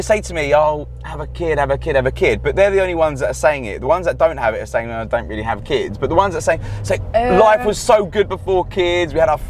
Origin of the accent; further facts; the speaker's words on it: Liverpool, North West England, United Kingdom; I'm a Scouser.